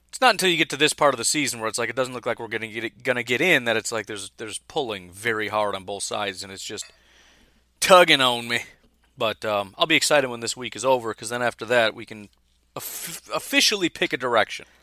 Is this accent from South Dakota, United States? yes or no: no; Chicago, Illinois, United States; moved away as an adult; now in Wisconsin, United States; I grew up in Chicago